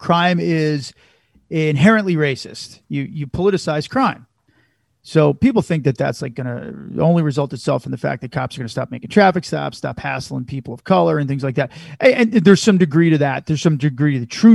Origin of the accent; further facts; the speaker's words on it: Chicago, Illinois, United States; we're from Chicago or we're from that area.